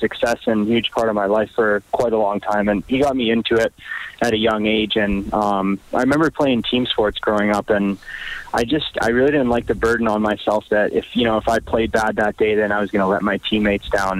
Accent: Edmonton, Alberta, Canada; I'm from Edmonton

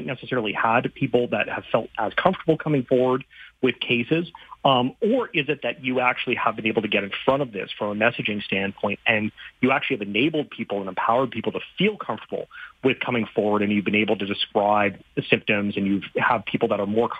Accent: Saskatchewan, Canada; I grew up in Saskatchewan

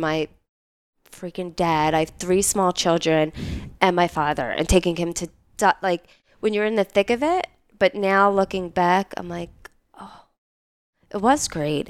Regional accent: Philadelphia, Pennsylvania, United States; moved away as an adult; also born or lived in New York; I'm originally from Philadelphia, from Northeast Philadelphia

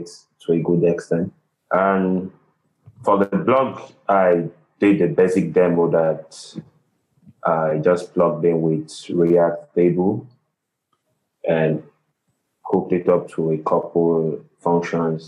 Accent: Nigeria; from Nigeria

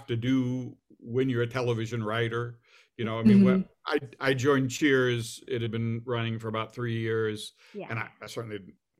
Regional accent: Alexandria, Virginia, United States; I grew up in Virginia, Alexandria, Virginia

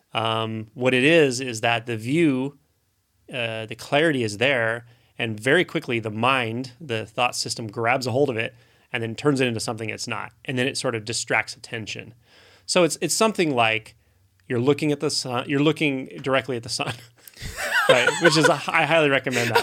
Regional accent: United States; I grew up here in the United States

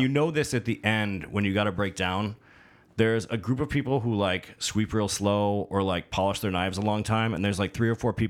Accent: Detroit, Michigan, United States

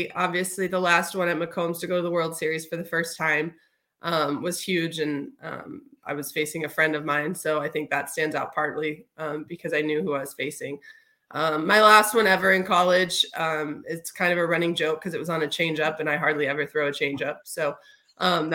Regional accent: Houston, Texas, United States; my brothers and I, born and raised in Houston

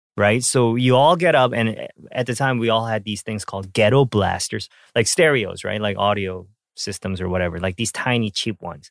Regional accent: Canada; when I, um, was growing up in Canada, uh, I think I was, like, twelve, thirteen

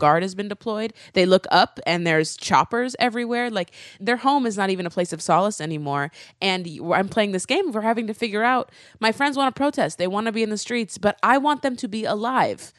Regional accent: Nebraska, United States; in Nebraska, in my home state

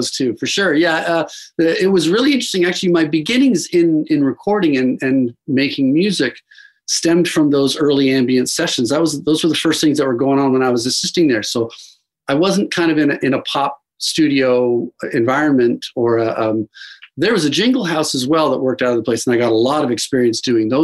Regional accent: Dundas, Ontario, Canada; I was born in Dundas, Ontario, which is kind of a small town tacked on to the very west end of Hamilton. And I grew up a pretty suburban lifestyle, very nice little town.

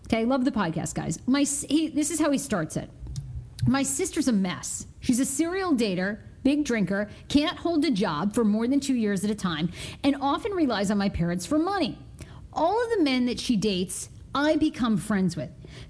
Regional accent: Maine, United States; Well, you know, growing up in Maine, because my mom, we'll get her on this podcast in the next couple weeks again, too.

